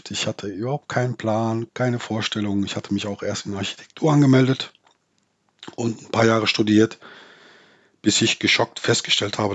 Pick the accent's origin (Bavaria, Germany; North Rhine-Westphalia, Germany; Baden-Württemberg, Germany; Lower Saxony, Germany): North Rhine-Westphalia, Germany; born there; Ich bin im Ruhrgebiet geboren und habe äh, mein erster Arbeitgeber war der Bergbau.